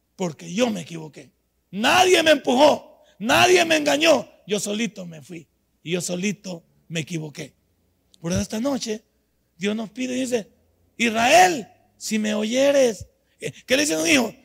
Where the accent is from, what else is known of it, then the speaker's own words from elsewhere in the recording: El Salvador; moved away as an adult; also born or lived in United States; en mi país yo he hecho 25 materias en la Universidad Nacional